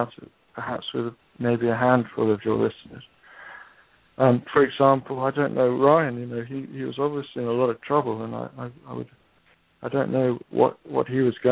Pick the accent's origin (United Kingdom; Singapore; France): United Kingdom; I'm a Brit.